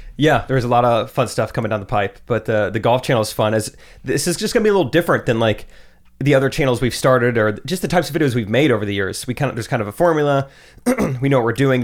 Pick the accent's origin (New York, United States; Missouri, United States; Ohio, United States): Missouri, United States; Strafford; also born or lived in Springfield, Missouri; I grew up in Stratford.